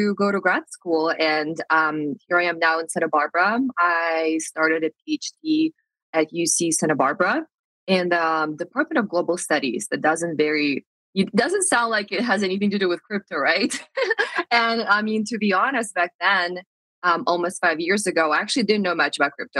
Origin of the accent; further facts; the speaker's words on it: Moscow, Russia; moved away as an adult; also born or lived in United States; I'm from Moscow, Russia, and I feel like growing up in Russia